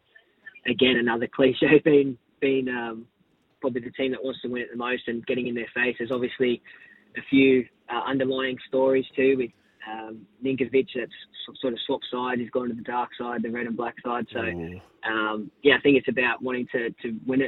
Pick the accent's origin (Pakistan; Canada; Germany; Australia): Australia; Canowindra, New South Wales; now in Sydney, Australia; Actually grew up in Canoundra